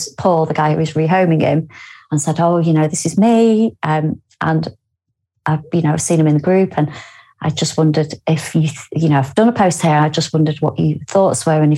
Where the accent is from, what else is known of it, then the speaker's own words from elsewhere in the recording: Lymm, North West England, United Kingdom; also born or lived in Warrington; now in Newcastle upon Tyne, United Kingdom; I am from Lynn, which is a few villages away from basically where he was. And I go home quite a lot